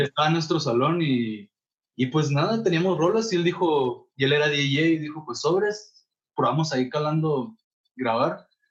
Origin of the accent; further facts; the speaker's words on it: La Paz, Baja California Sur, Mexico; moved away as an adult; now in Guadalajara, Mexico; todos somos de La Paz, de California